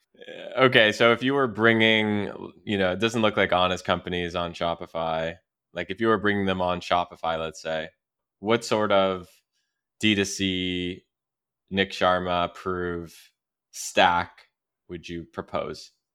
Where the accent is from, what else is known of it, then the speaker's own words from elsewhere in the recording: Canada; moved away; I'm from Canada